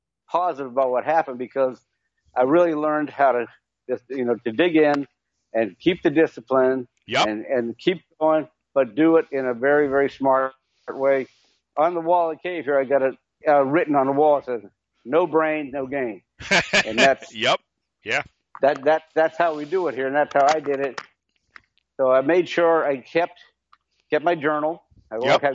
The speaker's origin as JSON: {"language": "English", "region": "New England", "country": "United States", "tie": "born or raised there", "moved": "yes", "said": "I grew up in New England"}